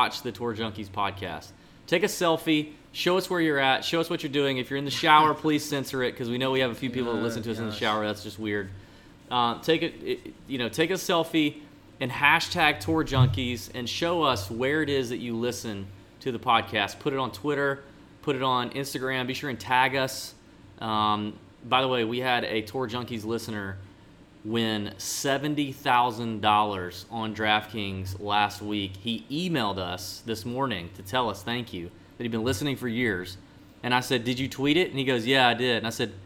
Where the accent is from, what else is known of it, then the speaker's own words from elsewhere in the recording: Augusta, Georgia, United States; Augusta, Georgia, my hometown